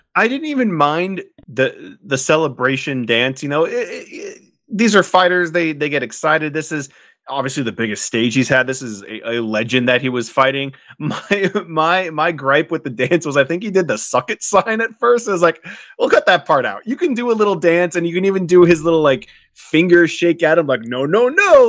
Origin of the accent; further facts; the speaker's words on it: California, United States; as a Californian